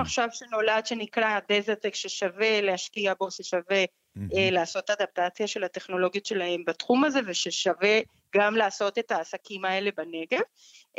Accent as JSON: {"language": "Hebrew", "country": "Colombia", "also_born_or_lived": "New York, United States", "second_language": "Hebrew", "moved": "as an adult", "lives_now": "Israel", "said": "אני uh, במקור מקולומביה"}